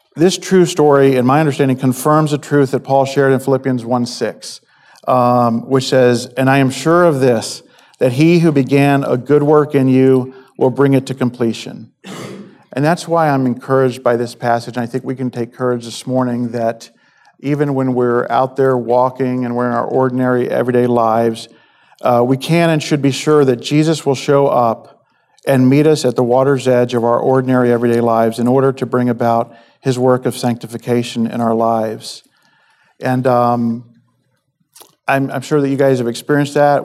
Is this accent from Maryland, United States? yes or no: yes; Maryland, United States; I'm from Maryland